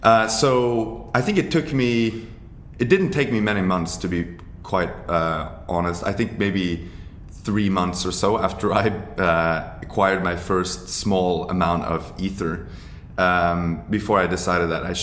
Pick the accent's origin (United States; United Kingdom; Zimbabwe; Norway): Norway; I'm from Norway